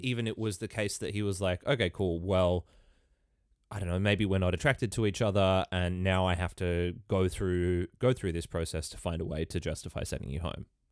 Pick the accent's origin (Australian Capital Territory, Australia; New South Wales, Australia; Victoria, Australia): New South Wales, Australia; Ballina; I come from Ballina in northern New South Wales.